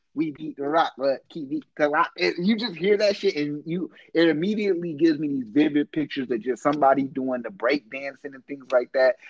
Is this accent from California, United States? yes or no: yes; Oakland, California, United States; I'm from East Oakland